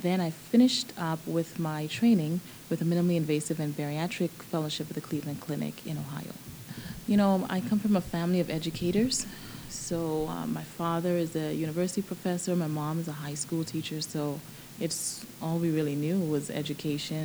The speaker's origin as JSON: {"language": "English", "town": "Nassau", "region": "New Providence", "country": "Bahamas", "tie": "born or raised there", "also_born_or_lived": "Baltimore, Maryland / Southern California", "moved": "as an adult", "lives_now": "Georgia, United States", "said": "I was born and raised in Nassau, Bahamas, and I came here for college."}